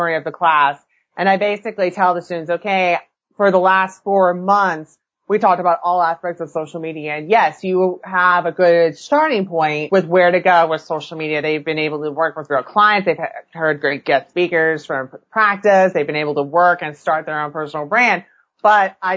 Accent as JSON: {"language": "English", "region": "California", "country": "United States", "tie": "born or raised there", "moved": "yes", "said": "I grew up in California"}